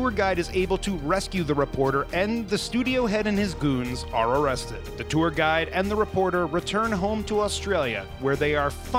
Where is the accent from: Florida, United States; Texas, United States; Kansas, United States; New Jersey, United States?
New Jersey, United States; It's be like being from New Jersey, as we both are